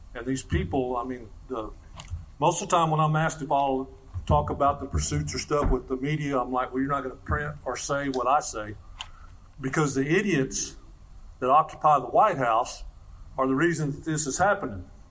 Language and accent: English; Medina County, Texas, United States; I'm from Texas